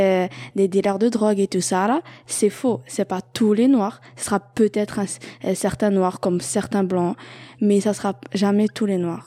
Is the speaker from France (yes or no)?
no; Algeria; now in Montreal, Canada; je viens d'Algérie